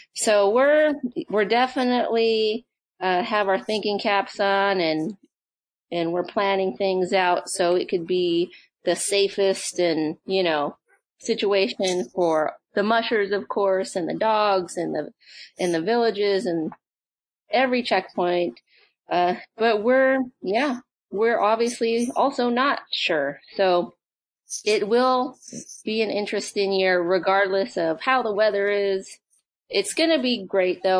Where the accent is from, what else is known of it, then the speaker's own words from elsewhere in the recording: Alaska, United States; I'm born and raised in Alaska